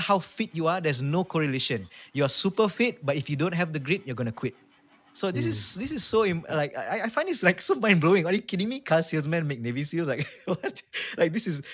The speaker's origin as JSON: {"language": "English", "country": "Malaysia", "said": "I'm saying this as a Malaysian myself"}